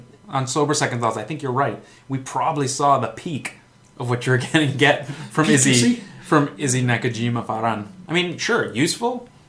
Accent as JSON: {"language": "English", "country": "Canada", "said": "being Canadian, probably inflamed a little more."}